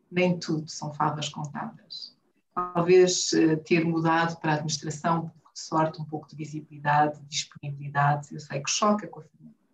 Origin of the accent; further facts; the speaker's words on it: Huambo, Angola; moved away as an adult; now in Luanda, Angola; do Ambo, do Bailundo, cresci no Ambo, saí por volta dos 20 anos, adoro desporto. Voltei para Angola e fiquei em Luanda.